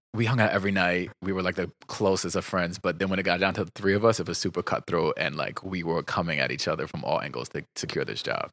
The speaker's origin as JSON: {"language": "English", "region": "New Jersey", "country": "United States", "said": "I'm from New Jersey"}